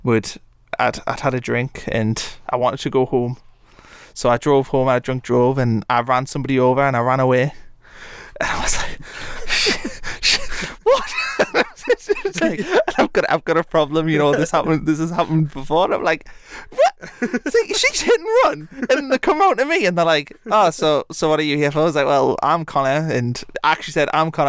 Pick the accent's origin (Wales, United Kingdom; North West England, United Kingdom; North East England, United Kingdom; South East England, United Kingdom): North East England, United Kingdom; Blyth; also born or lived in Atlanta, Georgia; I'm from Blyth, Northumberland